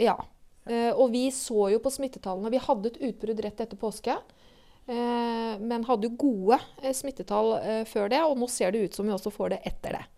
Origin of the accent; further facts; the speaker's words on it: Norway; jeg har vokst opp på Refsnes